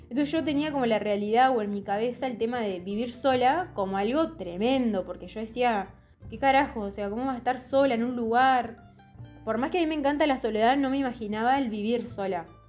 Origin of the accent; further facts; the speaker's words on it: Santa Rosa, La Pampa, Argentina; moved away as an adult; also born or lived in Córdoba; yo vengo de el campo, así, la pampa